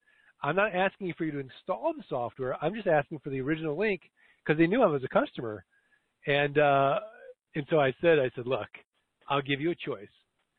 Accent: Missouri, United States; Well, Jim, I'm from Missouri, the show me state.

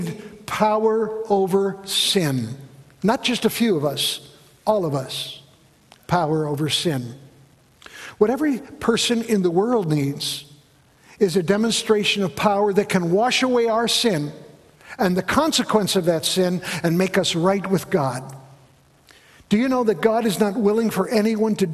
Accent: Chicago, Illinois, United States; Growing up in the Chicago area, I went to a high school, Niles West High School

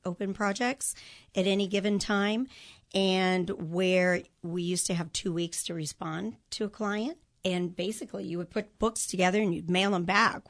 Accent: Chicago suburbs, Illinois, United States; moved away as an adult; now in Kansas City, United States; I grew up in the Chicago suburbs

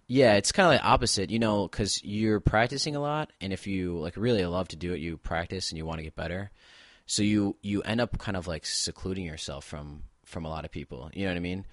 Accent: Buffalo, New York, United States; I'm from Buffalo, New York

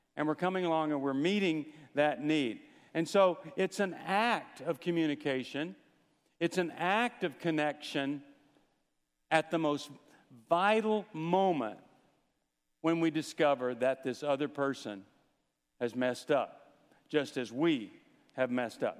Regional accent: Texas, United States; When I was growing up in Texas, I learned to play football

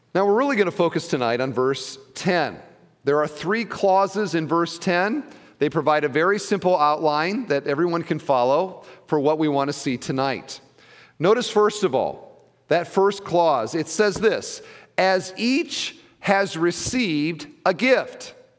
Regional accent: Iowa, United States; now in Indiana, United States; I grew up in Iowa

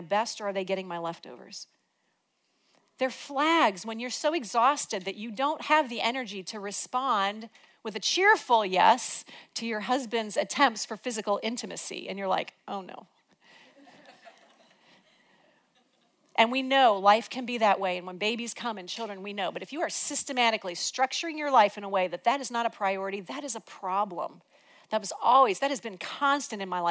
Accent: Illinois, United States; moved away; We're from Illinois

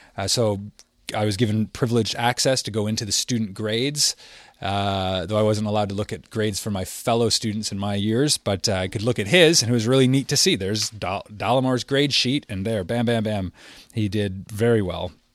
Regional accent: Windsor, Ontario, Canada; my hometown of Windsor

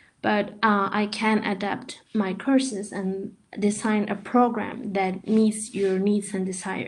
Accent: Mexico; first language Spanish; English is a second language; moved away as an adult; now in Paris, France; I am from Mexico. I am a translator and language teacher and currently living in Paris.

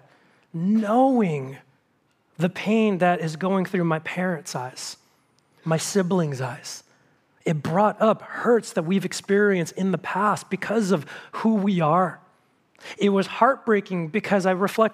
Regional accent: United States; as an American citizen

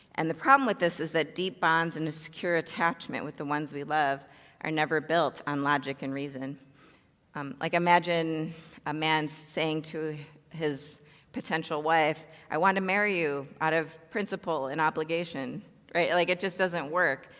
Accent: Chicago, Illinois, United States; I grew up in the south suburbs of Chicago

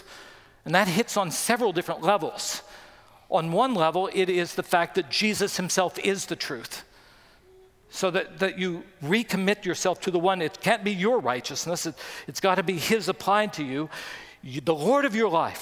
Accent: West Virginia, United States; When I grew up in West Virginia, I walked to school

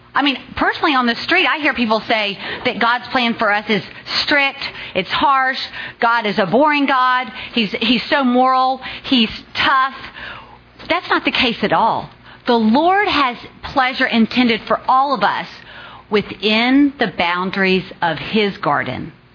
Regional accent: Richmond, Virginia, United States; moved away as an adult; now in Dallas, United States; I grew up in Richmond, Virginia

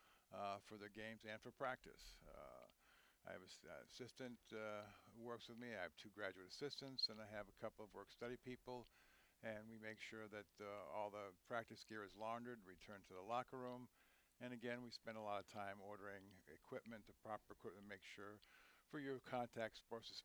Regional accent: River Vale, New Jersey, United States; also born or lived in Hickory, North Carolina / Winston-Salem, North Carolina; I started playing football in junior high school in Hickory, North Carolina. We moved from North Carolina to Rivervale, New Jersey, where I played football for 4 years in high school there

